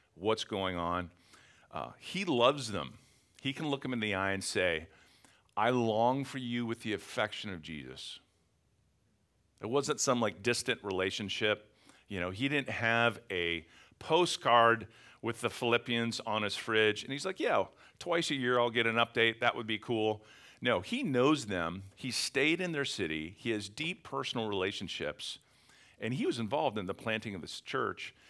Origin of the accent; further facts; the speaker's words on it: Western Pennsylvania, United States; also born or lived in Philadelphia area; now in Philadelphia, United States; I'm from Western Pennsylvania